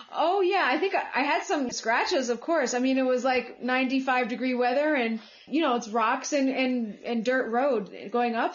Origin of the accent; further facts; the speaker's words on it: United States; moved away as an adult; also born or lived in Colombia; now in Bogota, Colombia; even though I was born here, but I grew up in the States.